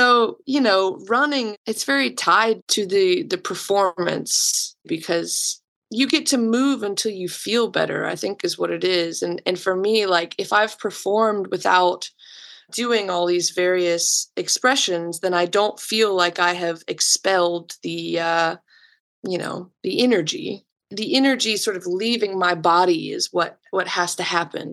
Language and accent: English; Macon, Georgia, United States; I'm from Macon, Georgia. I'm a child of the 90s